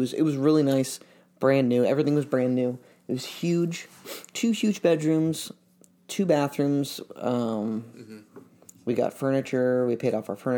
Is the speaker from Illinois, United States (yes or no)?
yes; Springfield, Illinois, United States; moved away as an adult; also born or lived in Chicago area, Illinois / Charleston, West Virginia / St. Louis, Missouri; now in Chicago, United States; we moved back to Springfield again. And he got like basically not his old job, but he got something similar with the treasurer for Illinois. And my parents have been there ever since. That's where I went to high school and everything